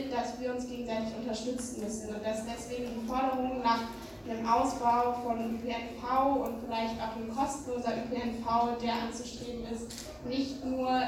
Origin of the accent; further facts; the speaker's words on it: Saxony, Germany; Ich komme aus Sachsen. Ähm, genau, und in Sachsen, äh, wie euch wahrscheinlich auch allen bewusst ist, droht uns eine schwarz-blaue